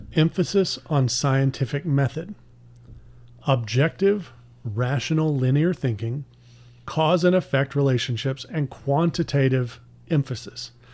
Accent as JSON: {"language": "English", "town": "Pasadena", "region": "Texas", "country": "United States", "tie": "born or raised there", "said": "I grew up in Pasadena, but I was zoned for Deer Park schools"}